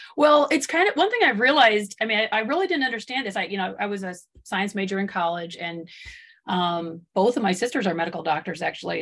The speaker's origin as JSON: {"language": "English", "region": "Michigan", "country": "United States", "tie": "born or raised there", "also_born_or_lived": "the West (US)", "moved": "as an adult", "said": "I grew up in Michigan and I did not grow up on a farm."}